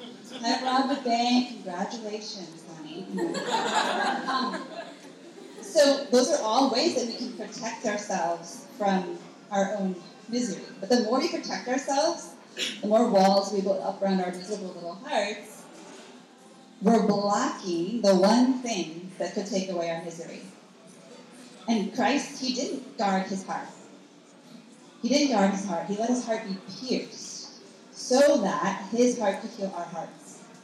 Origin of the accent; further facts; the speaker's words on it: Wisconsin, United States; So I grew up in Wisconsin. I went to Catholic grade school, public high school, and come from a really good family.